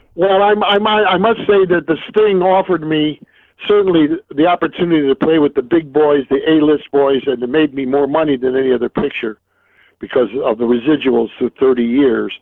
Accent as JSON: {"language": "English", "town": "New York City", "region": "New York", "country": "United States", "tie": "born or raised there", "also_born_or_lived": "Marietta, Ohio / Williston, North Dakota / King Salmon, Alaska / Los Angeles", "moved": "as an adult", "said": "when I grew up in Brooklyn, my mother used to take me as a youngster, seven, eight years old"}